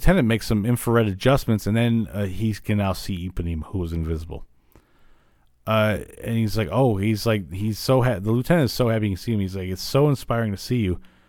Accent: Illinois, United States; I grew up in Illinois

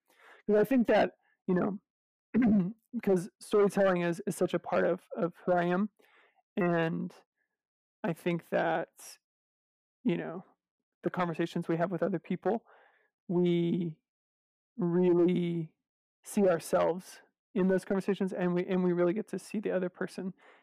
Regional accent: Tennessee, United States; I'm from Tennessee

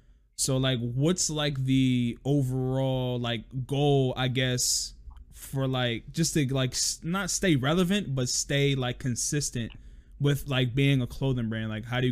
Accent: Harrisburg, Pennsylvania, United States; we're from Harrisburg, Pennsylvania, and like we all grew up here, so we know how small it is.

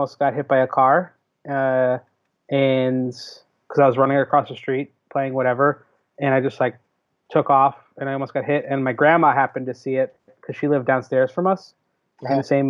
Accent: Jersey City, New Jersey, United States; I grew up in Jersey City. Like I grew up in the city till I was 10.

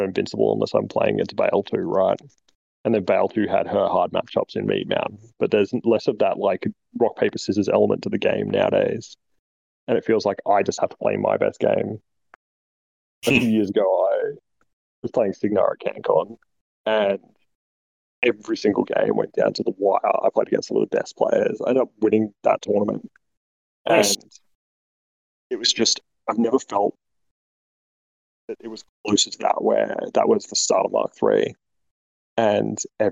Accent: Brisbane, Queensland, Australia; I'm from Brisbane, Australia.

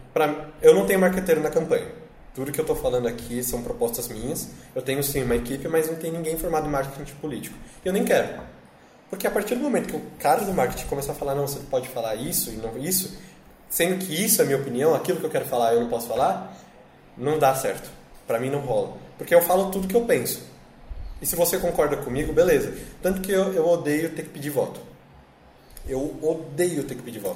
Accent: São Paulo, Brazil; Eu sou da Zona Norte

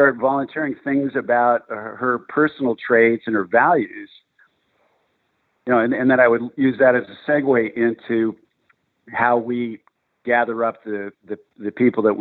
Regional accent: California, United States; born and raised in California

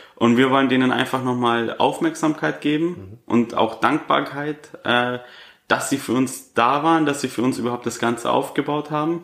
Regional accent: Augsburg, Bavaria, Germany; 25 Jahre jung und komme aus Augsburg

